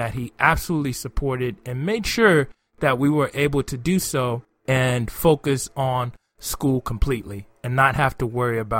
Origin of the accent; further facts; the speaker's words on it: Nigeria; moved away; growing up in Nigeria